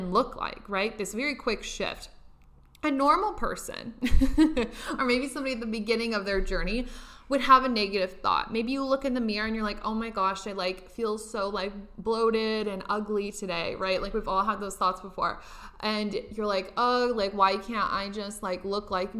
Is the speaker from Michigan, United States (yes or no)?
no; Nebraska, United States; now in Los Angeles, United States; I'm from Nebraska. I live in Los Angeles now